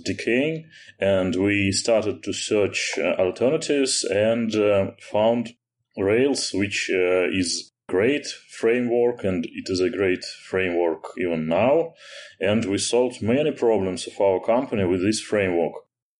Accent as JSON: {"language": "English", "region": "Moscow", "country": "Russia", "said": "I'm an Elixir programmer. I'm from Russia, from Moscow."}